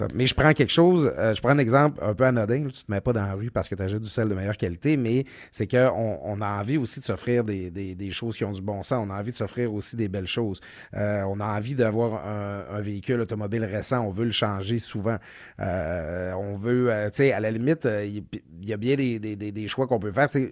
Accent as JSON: {"language": "French", "region": "Quebec", "country": "Canada", "tie": "born or raised there", "said": "j'ai été élevé au Lac-Saint-Jean, on n'avait pas de Steinberg"}